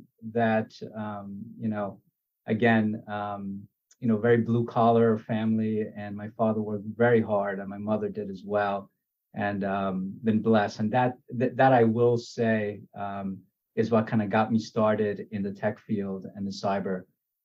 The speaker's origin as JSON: {"language": "English", "region": "New York", "country": "United States", "tie": "born or raised there", "also_born_or_lived": "Guyana", "said": "we came over to New York when I was about eight. And, you know, growing up in Richmond Hill, Queens, is certainly in the 90s"}